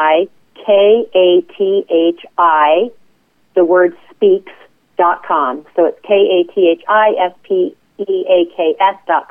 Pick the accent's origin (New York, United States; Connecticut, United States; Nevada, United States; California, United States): Nevada, United States; Las Vegas; moved away as an adult; in the hospitality business as a result of growing up in Las Vegas